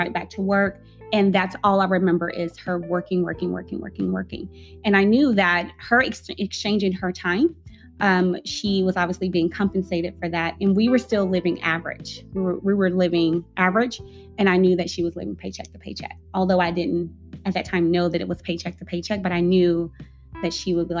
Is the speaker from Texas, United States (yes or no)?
yes; Tyler, Texas, United States; now in Dallas, United States; I'm from Tyler, it's country